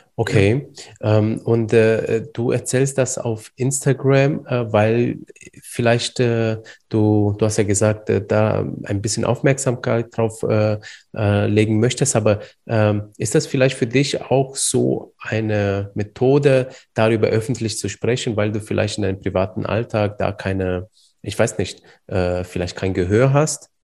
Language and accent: German; Iași, Iași County, Romania; moved away; Du kommst ja genauso wie ich aus Rumänien